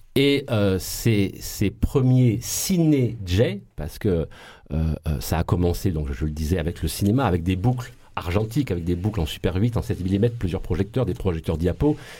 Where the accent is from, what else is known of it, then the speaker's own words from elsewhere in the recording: Marseille, Provence-Alpes-Côte d'Azur, France; accent: Marseille; on nous tapait tellement dessus à, cause de notre accent et de notre ville sale